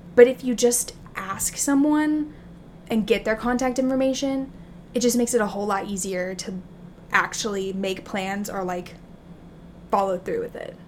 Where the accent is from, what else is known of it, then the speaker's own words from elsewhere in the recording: Alabama, United States; also born or lived in Texas; now in New York, United States; I grew up in Alabama